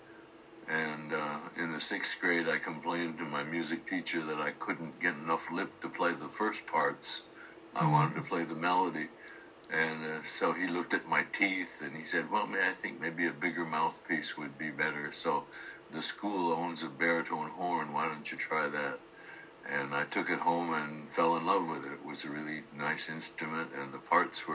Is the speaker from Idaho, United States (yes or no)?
no; Kirkland, Washington, United States; born or raised there; also born or lived in Othello, Washington